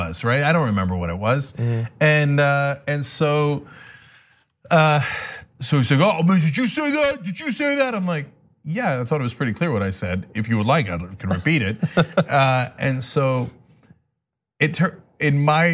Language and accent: English; United States; I grew up in America.